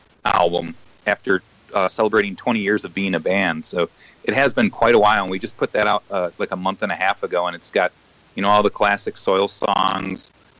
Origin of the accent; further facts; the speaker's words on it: Chicago, Illinois, United States; Well, oddly enough, we're all from Chicago.